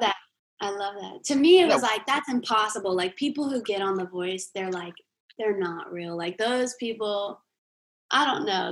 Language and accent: English; Jacksonville, Florida, United States; now in Nashville, United States; I'm actually from Jacksonville, Florida.